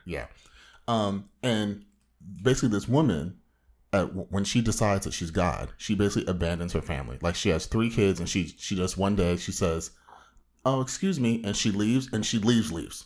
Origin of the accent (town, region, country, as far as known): Orange County, Southern California, United States